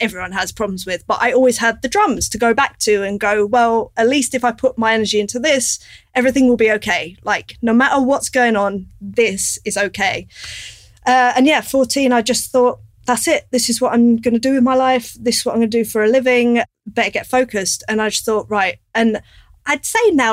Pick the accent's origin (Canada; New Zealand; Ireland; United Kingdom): United Kingdom; London; I grew up in North London